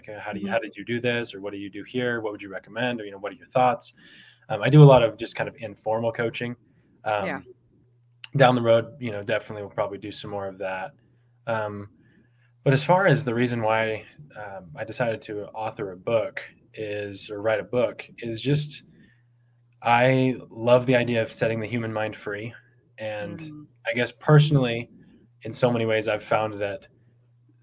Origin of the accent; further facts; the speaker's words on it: Bay Area, California, United States; I grew up in the Bay Area in California.